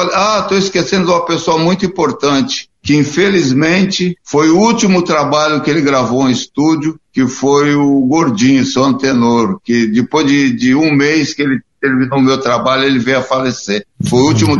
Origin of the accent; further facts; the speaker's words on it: São Paulo, Brazil; eu nasci na Bela Vista, aí na, na Alameda Rio Claro, do antigo Hospital Matarazzo. E minha mãe morava na Marcos Leão. E uhum. eu comecei a ver os ensaios da Vai Vai